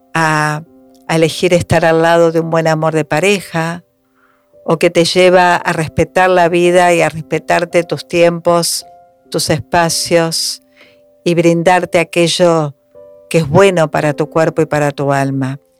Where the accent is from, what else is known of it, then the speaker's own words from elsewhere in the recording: Argentina; somos argentinos